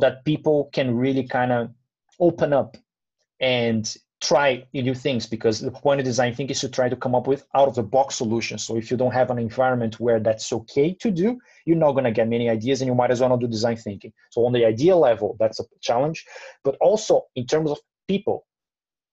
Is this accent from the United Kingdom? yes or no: no; Brazil; I'm from Brazil